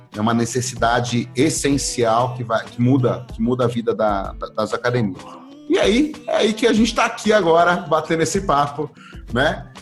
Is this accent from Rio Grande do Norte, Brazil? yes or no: no; São Bernardo do Campo, São Paulo, Brazil; eu sou natural de São Bernardo, tá? É uma cidade que é ABC Paulista, em São Paulo